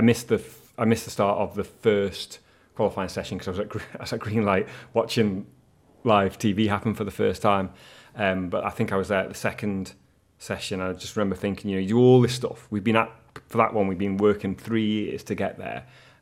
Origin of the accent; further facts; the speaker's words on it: Sulby, Isle of Man; So I grew up in Sulby, and we'd always watch in and around Sulby as kids